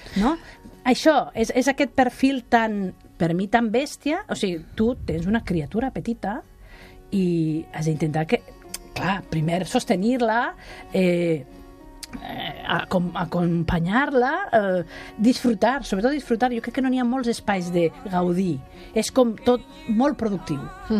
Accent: Catalonia, Spain; com som els catalans

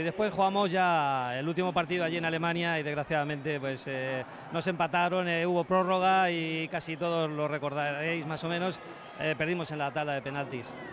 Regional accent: Puertollano, Castilla-La Mancha, Spain; moved away; mi pueblo, en el Puerto Llano

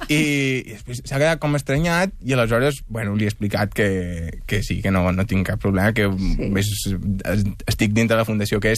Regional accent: Ciutadella, Balearic Islands, Spain; accent: Ciutadellenc; moved away as an adult; now in Barcelona, Spain; Jo vinc de Ciutadella de Menorca. De Menorca. De fet, ara estic canviant l'accent perquè podria fer l'entrevista amb Ciutadellenc, però potser estaríem sense entendre'ns.

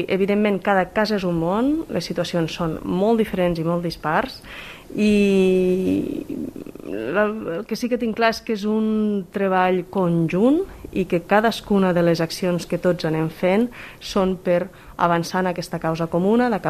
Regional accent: Vallfogona de Balaguer, Catalonia, Spain; also born or lived in Brussels, Belgium; sóc de Pagona de Balaguer

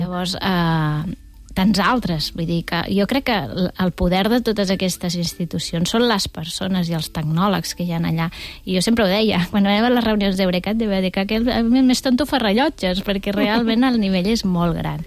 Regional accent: Torredembarra, Catalonia, Spain; des del meu poble, des de Torre d'Embarra.

